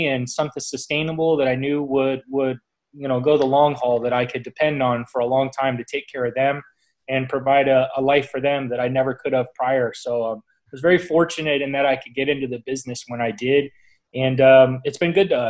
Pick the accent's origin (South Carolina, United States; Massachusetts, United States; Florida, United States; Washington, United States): Florida, United States; Southwest; as a kid growing up here, I was in Boy Scouts growing up